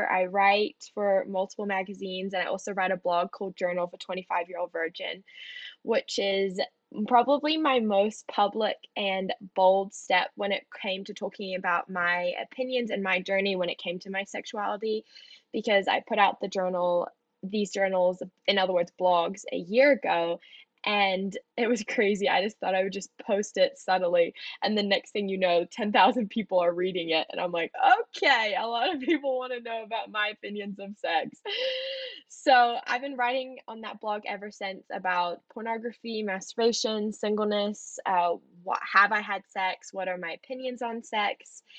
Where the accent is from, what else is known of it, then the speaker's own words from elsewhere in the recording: New Zealand; now in United States; you'll detect an accent because I'm half American and half Kiwi. I grew up in New Zealand. I grew up on a farm.